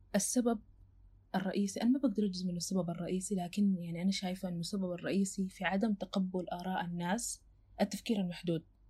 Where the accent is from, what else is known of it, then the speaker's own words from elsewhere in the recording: Sudan; بما اني سودانيه